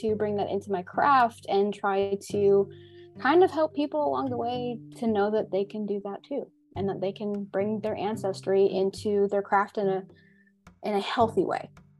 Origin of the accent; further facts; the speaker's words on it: United States; also born or lived in Germany; I technically classify myself as a German American. So I was born and raised in America, but I also was raised for a period of my life in Germany.